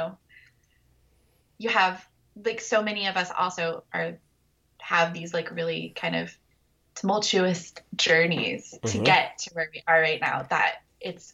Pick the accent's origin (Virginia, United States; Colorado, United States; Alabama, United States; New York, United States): Colorado, United States; moved away; my mom lives in Colorado and I grew up in Colorado